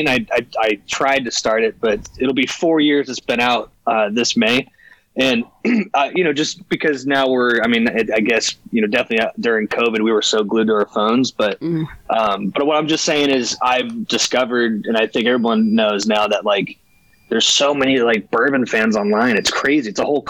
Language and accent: English; Charleston, South Carolina, United States; moved away as an adult; also born or lived in El Paso, Texas; now in Los Angeles, United States; I'm from Charleston, South Carolina. I live in LA. My whole family's from California, but my mom and dad live in Charleston. That's where I grew up.